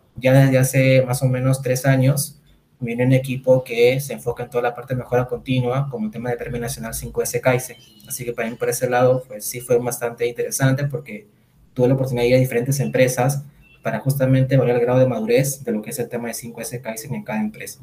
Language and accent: Spanish; Lima, Peru; soy de Lima, Perú